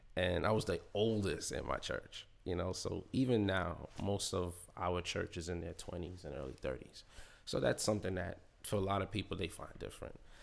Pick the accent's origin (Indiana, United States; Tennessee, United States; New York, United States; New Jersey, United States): New York, United States; New York City; I'm from Queens